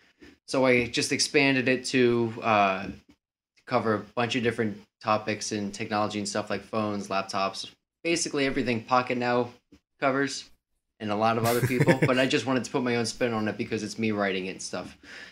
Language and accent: English; New Jersey, United States; also born or lived in Tennessee / South Carolina; So I'm just from New Jersey. I've lived in Tennessee, South Carolina. Multiple places around the country.